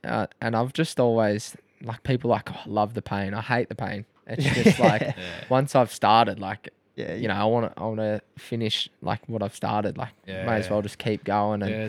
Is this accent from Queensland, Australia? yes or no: no; Croydon Hills, Victoria, Australia; Yeah, so I was like Croydon Hills.